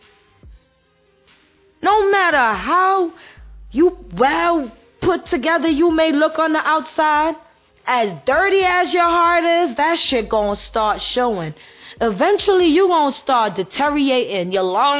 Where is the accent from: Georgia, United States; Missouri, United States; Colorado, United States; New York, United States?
New York, United States; New York City; I'm from Brooklyn